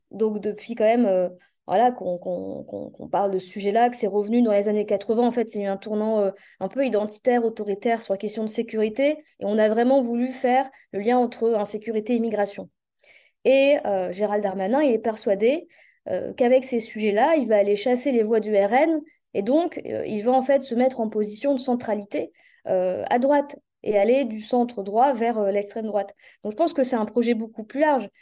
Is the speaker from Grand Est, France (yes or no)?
no; the North, Hauts-de-France, France; je suis à Lille, donc je viens du Nord